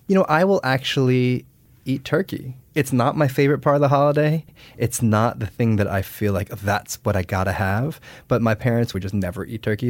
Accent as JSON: {"language": "English", "country": "United States", "tie": "born or raised there", "said": "I was born and raised in the United States."}